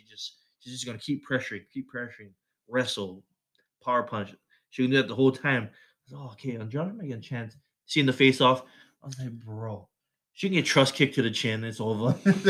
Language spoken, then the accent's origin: English; Waianae, Hawaii, United States; his wife is from my hometown, Waianae, Hawaii.